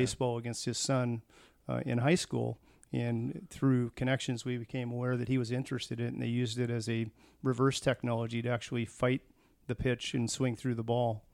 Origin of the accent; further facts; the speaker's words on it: Tacoma, Washington, United States; moved away as an adult; also born or lived in Dublin, California; was born in Tacoma, Washington in nineteen sixty